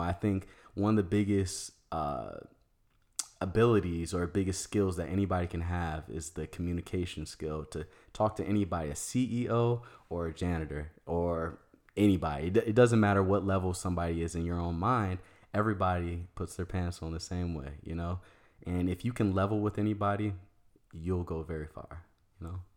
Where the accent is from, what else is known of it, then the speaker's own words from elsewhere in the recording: Maryland, United States; moved away as an adult; also born or lived in Virginia / Washington, D.C. / Arizona; I was born in Virginia. I lived and grew up in Maryland, but I went to school in D C